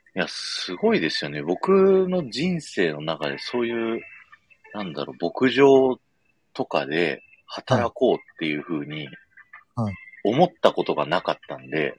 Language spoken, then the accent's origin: Japanese; Nagoya, Aichi, Japan; moved away; also born or lived in Urayasu; 名古屋で成人式だったんで、実家帰っ